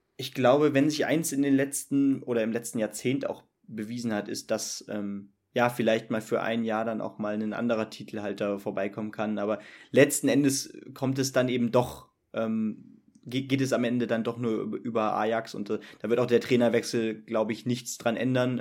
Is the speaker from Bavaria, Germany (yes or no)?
no; home district in Hesse, Germany; aus unserem äh, Heimatkreis